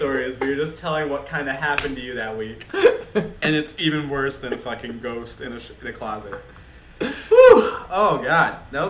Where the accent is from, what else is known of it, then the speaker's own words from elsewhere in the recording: New York City, New York, United States; I grew up in the Bronx